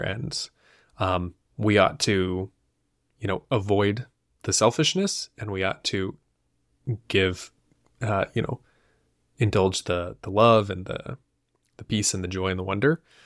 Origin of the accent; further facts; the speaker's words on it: United States; as an American viewer